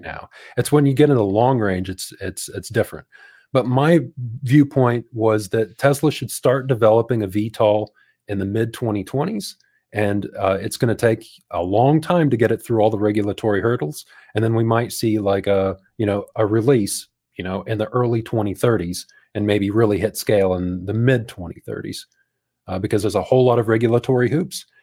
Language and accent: English; United States; moved away as an adult; now in New Zealand; near my hometown